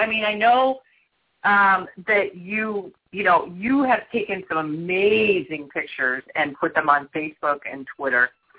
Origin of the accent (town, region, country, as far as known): Los Angeles, California, United States; born or raised there